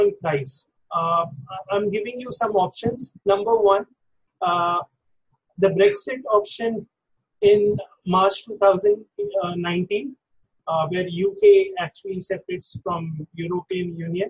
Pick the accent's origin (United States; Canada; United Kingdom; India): India; as an Indian